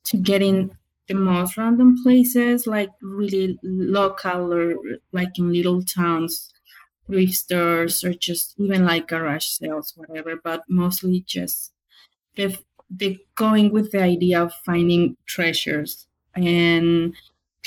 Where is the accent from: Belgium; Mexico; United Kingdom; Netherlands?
Mexico; now in Pacific Northwest, United States; I'm from Mexico, of course, but I guess Hispanic, Latina